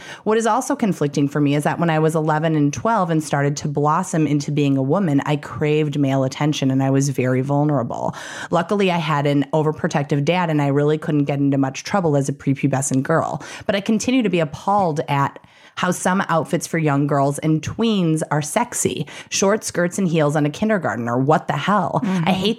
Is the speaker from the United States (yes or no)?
yes; Midwest, United States; I'm from the Midwest, so it's new to me here